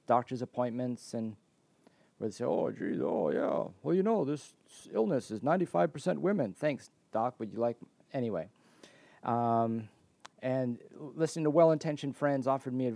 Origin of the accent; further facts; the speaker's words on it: Canada; moved away as an adult; also born or lived in Washington / Oregon / California / Nevada; my home country of Canada